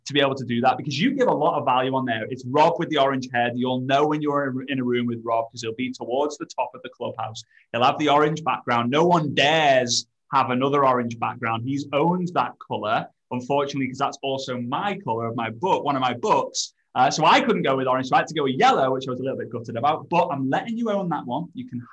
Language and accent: English; Liverpool, North West England, United Kingdom; I'm from Liverpool